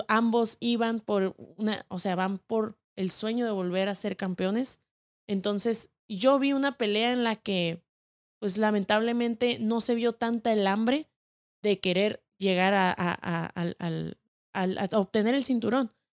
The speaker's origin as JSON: {"language": "Spanish", "country": "Mexico", "said": "somos mexicanos y somos una familia."}